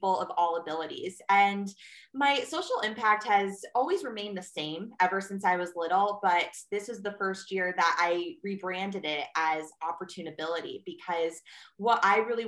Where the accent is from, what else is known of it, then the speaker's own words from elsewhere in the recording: Bristol, Connecticut, United States; I'm from Bristol, Connecticut, born and raised.